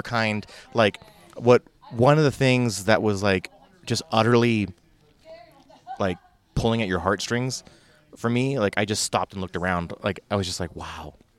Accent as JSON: {"language": "English", "region": "California", "country": "United States", "said": "I didn't even wanna say I was from California, but, but I said, \"Yeah, we're from, uh, you know, we're from California,\""}